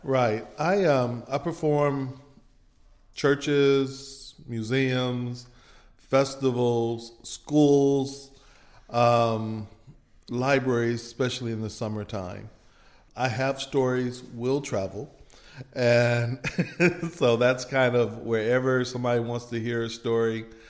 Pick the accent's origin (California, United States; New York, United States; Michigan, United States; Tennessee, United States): Michigan, United States; now in Meridian, United States; I grew up in Michigan, but both of my parents are from Mississippi